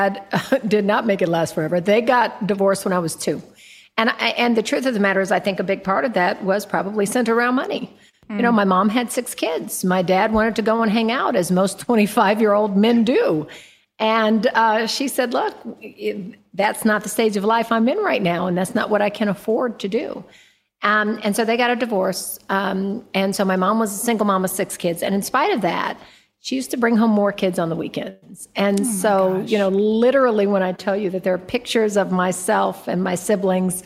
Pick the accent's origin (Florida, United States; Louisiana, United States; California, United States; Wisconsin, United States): California, United States; Oakland; I was born in East Oakland, California.